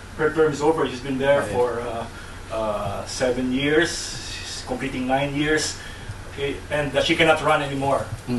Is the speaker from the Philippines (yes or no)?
yes; Sorsogon, Bicol Region, Philippines; I myself come from a local area in the Philippines. I was explaining to Professor Emerson. I come from the Bicol region. I come from the periphery, the very edge of southeastern Luzon, from the province of Sorsogon.